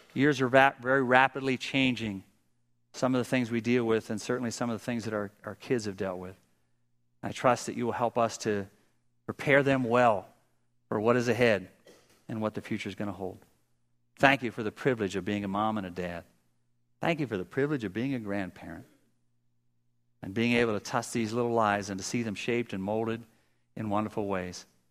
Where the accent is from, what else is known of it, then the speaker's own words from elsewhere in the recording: Pennsylvania, United States; I'm from Pennsylvania